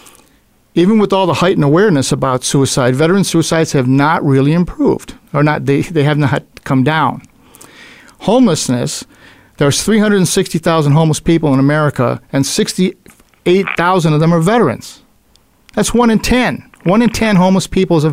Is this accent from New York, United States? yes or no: yes; Buffalo, New York, United States; my hometown of Buffalo, New York